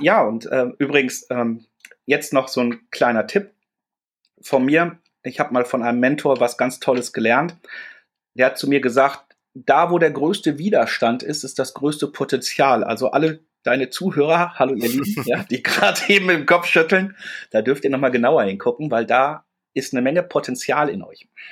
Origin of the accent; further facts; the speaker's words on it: Dortmund, North Rhine-Westphalia, Germany; now in Hamburg, Germany; bin ich ein Kind des Ruhrgebiets. Ich bin in Dortmund groß geworden